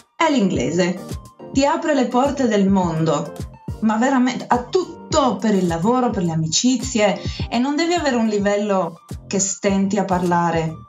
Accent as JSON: {"language": "Italian", "town": "Gorizia", "region": "Friuli-Venezia Giulia", "country": "Italy", "tie": "born or raised there", "also_born_or_lived": "Tuscia, Viterbo", "moved": "as an adult", "said": "sono nata a Gorizia sul confine sloveno"}